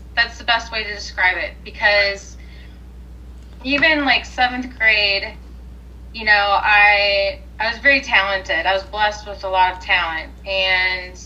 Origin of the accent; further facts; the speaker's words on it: Wisconsin, United States; moved away; I'm originally from Wisconsin